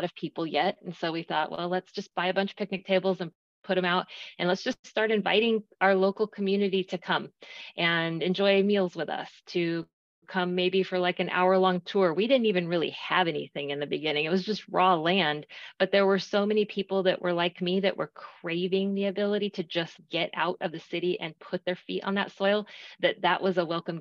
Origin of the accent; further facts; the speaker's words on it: Arizona, United States; moved away as an adult; now in Texas, United States; growing up in Arizona